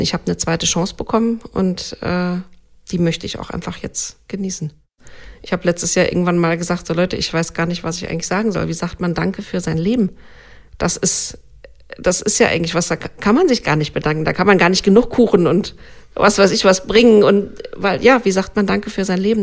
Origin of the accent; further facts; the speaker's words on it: Germany; also born or lived in Saarland; bei uns in Deutschland